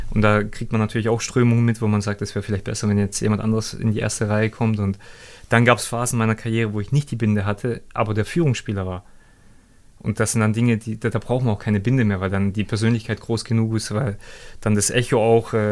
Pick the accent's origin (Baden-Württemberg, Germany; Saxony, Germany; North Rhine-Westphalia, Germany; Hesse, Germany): Baden-Württemberg, Germany; Stuttgart; in Stuttgart dann wieder in meiner alten Heimat